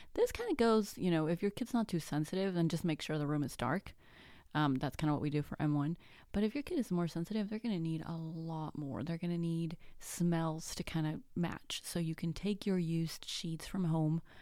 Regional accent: Mexico; first language Spanish; English is a second language; I'm actually Mexican. My first language is actually Spanish.

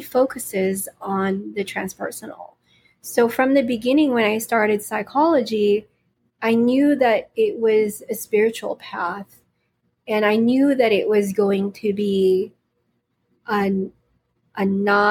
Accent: California, United States; also born or lived in Philippines; I was born in the Philippines and I grew up here in California

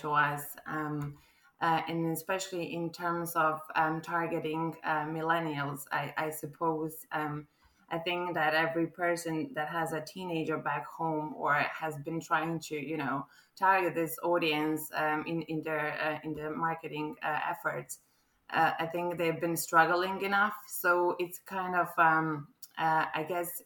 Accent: Croatia; English is a second language; moved away as an adult; now in Ireland; as you can probably tell from my accent, I'm not quite local. This is not a local gal talking now. I'm actually a Croatian who fell in love with Ireland 2 years ago.

